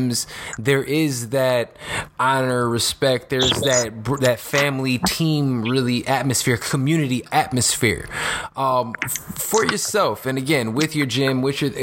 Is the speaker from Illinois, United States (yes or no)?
yes; Chicago, Illinois, United States; I'm from Chicago. I grew up right here in the city.